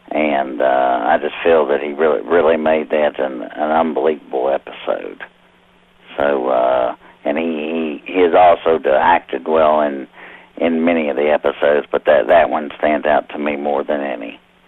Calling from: Corinth, Kentucky, United States; I am calling from Corinth, Kentucky.

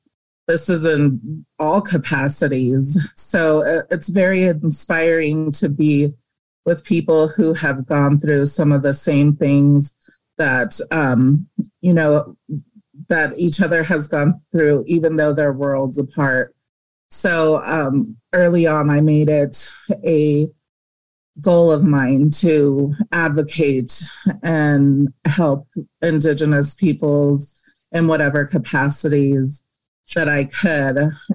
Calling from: Rio Rancho, New Mexico, United States; I am calling from Rio Rancho, New Mexico. We are a suburb of Albuquerque.

